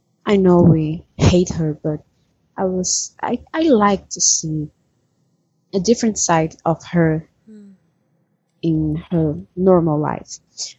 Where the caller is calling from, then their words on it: Brazil; English is a second language; I'm calling from Brazil.